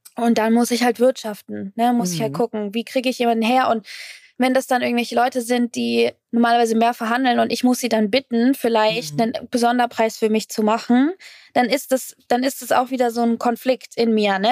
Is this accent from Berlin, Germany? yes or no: no; Fürth, Bavaria, Germany; in Fürth, wo ich, äh, wo ich aufgewachsen bin